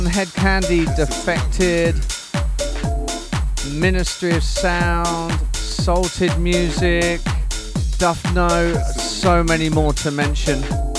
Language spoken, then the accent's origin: English; Portsmouth, South East England, United Kingdom; my hometown of Portsmouth.